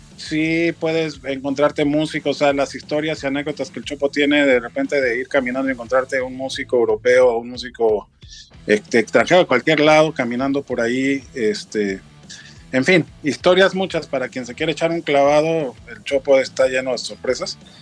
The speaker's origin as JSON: {"language": "Spanish", "region": "Mexico City", "country": "Mexico", "moved": "yes", "lives_now": "Cuernavaca, Mexico", "said": "soy chilango, yo soy de familia veracruzana."}